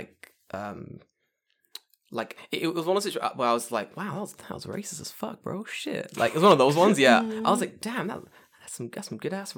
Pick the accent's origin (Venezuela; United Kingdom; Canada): United Kingdom; London; moved away as an adult; now in Japan; I'm from London